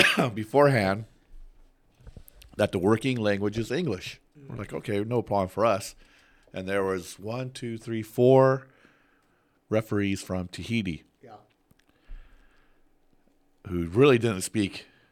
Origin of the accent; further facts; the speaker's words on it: Guam; from Guam.